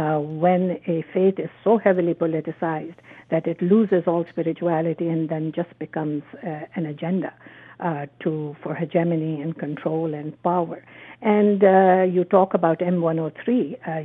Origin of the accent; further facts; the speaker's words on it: Pakistan; moved away as an adult; now in Canada; I grew up in Pakistan with a very different perception and practice of Islam, which was tolerant, compassionate, which was very respectful of other faiths and other people.